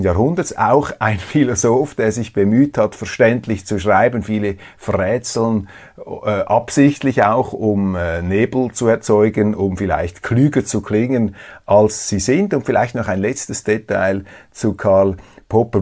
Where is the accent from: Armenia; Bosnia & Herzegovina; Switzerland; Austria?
Switzerland; als Schweizer